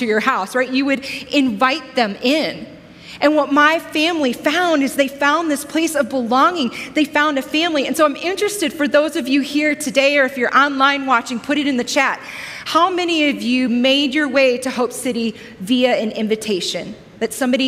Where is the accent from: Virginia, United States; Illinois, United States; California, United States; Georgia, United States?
Illinois, United States; Joliet; a small inner city church where I grew up in Joliet, Illinois, south of Chicago